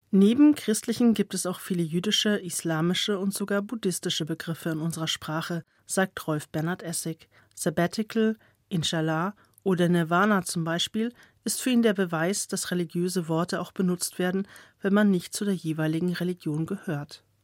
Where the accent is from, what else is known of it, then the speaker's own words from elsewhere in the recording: Bavaria, Germany; bei uns in Bayern